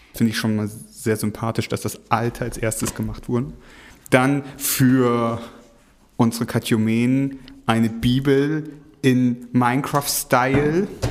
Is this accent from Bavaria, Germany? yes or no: no; East Frisia, Lower Saxony, Germany; Ich komme aus Ostfriesland